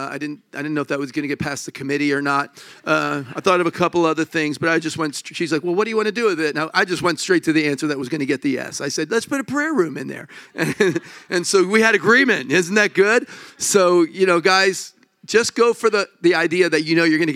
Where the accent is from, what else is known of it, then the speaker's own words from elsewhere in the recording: Connecticut, United States; I'm from here